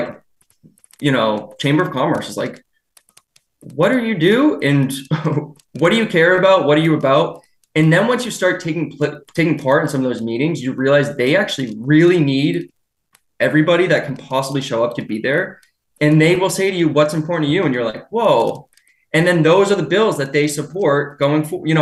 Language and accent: English; Derry, New Hampshire, United States; also born or lived in Chester, New Hampshire; So I grew up in Derry, the neighboring town. I live in Chester now.